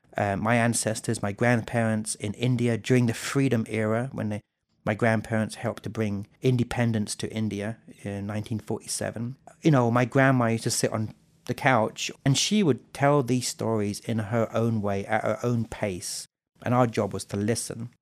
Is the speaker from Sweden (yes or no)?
no; South England, United Kingdom; now in Jonesborough, United States; I grew up in South England, I was born in nineteen seventy-six.